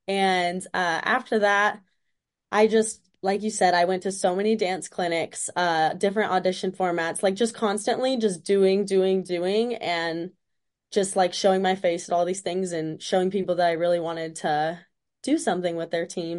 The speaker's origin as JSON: {"language": "English", "town": "Springfield", "region": "Missouri", "country": "United States", "tie": "born or raised there", "also_born_or_lived": "Las Vegas, United States", "said": "I was born in Las Vegas, and I went to high school in Springfield, Missouri."}